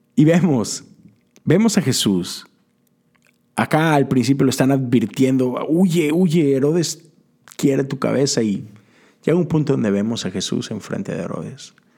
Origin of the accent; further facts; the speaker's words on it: Mexico; moved away as an adult; now in United States; Yo crecí en México